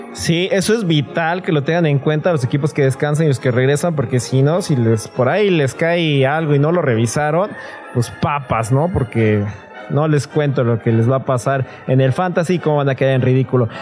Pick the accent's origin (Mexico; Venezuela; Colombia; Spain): Mexico; yo soy de México